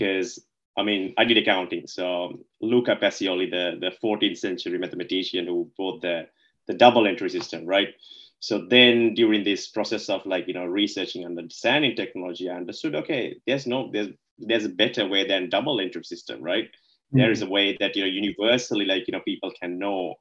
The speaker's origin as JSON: {"language": "English", "country": "Sri Lanka", "tie": "born or raised there", "moved": "as an adult", "lives_now": "Melbourne, Australia", "said": "I was born in Sri Lanka, right? So I moved here to Melbourne back in early 2007 to do the university"}